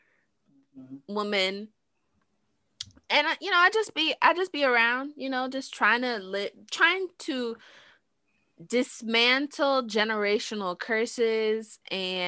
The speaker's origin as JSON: {"language": "English", "town": "New York City", "region": "New York", "country": "United States", "said": "I'm from New York. I'm from the Bronx."}